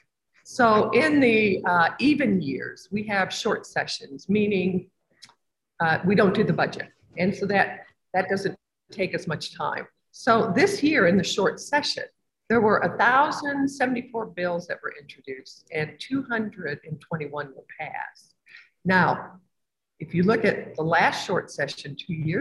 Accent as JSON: {"language": "English", "town": "Evansville", "region": "Indiana", "country": "United States", "said": "I'm from Evansville, which is down across from Kentucky"}